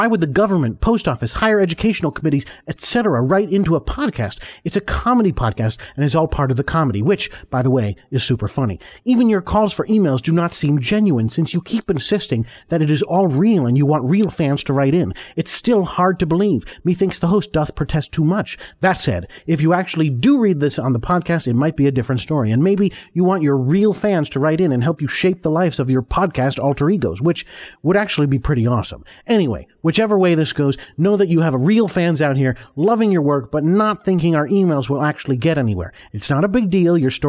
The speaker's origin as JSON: {"language": "English", "town": "Binghamton", "region": "New York", "country": "United States", "accent": "Binghamton accent", "said": "Well, I'm from Binghamton, so I guess it's a Binghamton accent."}